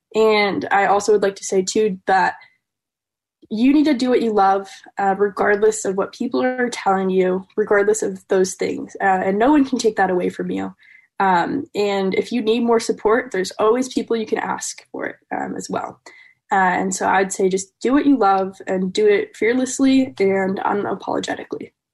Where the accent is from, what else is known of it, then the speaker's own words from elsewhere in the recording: Madison, Wisconsin, United States; I'm from Madison, Wisconsin